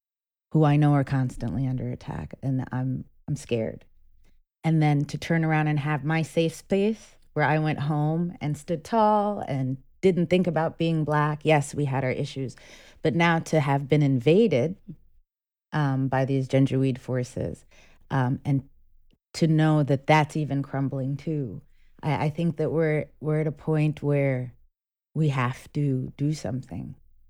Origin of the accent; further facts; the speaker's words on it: Westchester, New York, United States; also born or lived in Sudan; as someone who is an African American, I was born in Sudan. I came here when I was 3. I grew up in New York. I grew up in Westchester. So to me, I'm very American, but I'm very connected to Sudan. The majority of my family still lives in Khartoum.